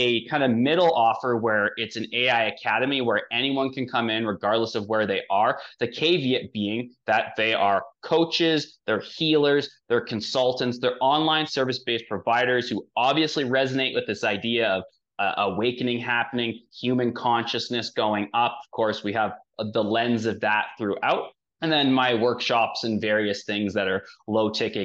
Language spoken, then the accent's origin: English; Canada; I come from Canada